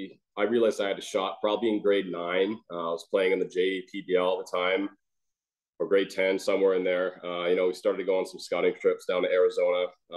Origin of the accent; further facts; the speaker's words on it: British Columbia, Canada; So, I'm still obviously a Canucks fan. Those are my hometown guys, rooting those guys on.